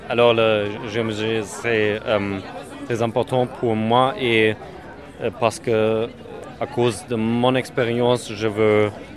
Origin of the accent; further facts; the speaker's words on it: Germany; French is a second language; je suis d'Allemagne et euh, la diocèse de Trèves, euh, dans le sud-est.